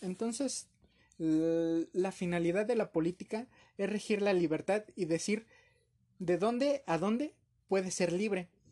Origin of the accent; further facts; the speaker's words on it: Mexico; como cultura mexicana